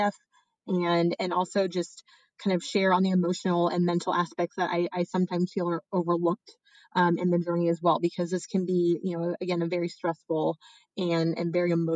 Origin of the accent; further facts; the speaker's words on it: Indiana, United States; moved away as an adult; also born or lived in Texas / Los Angeles, California; now in San Francisco, United States; Originally, I'm from Indiana